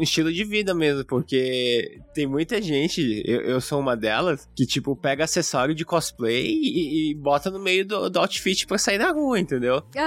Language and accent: Portuguese; Brazil; now in Japan; aqui no Japão, na nossa visão de como brasileiros